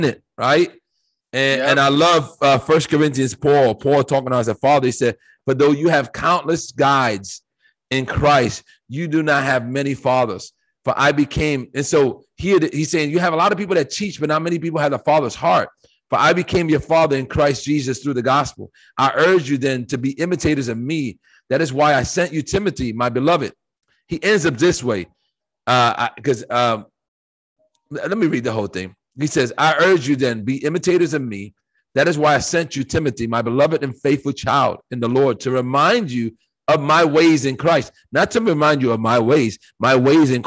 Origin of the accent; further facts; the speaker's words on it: United States; I live in America, and I was born in America